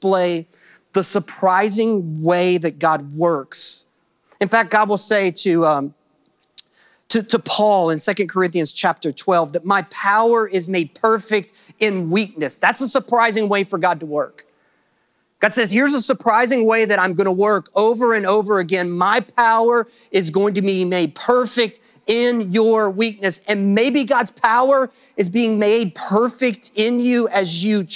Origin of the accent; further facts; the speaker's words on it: Kentucky, United States; because I am from Kentucky